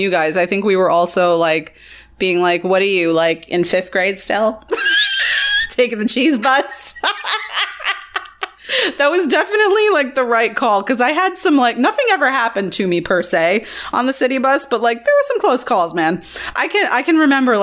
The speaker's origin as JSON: {"language": "English", "town": "New York City", "region": "New York", "country": "United States", "tie": "born or raised there", "said": "I grew up in Brooklyn"}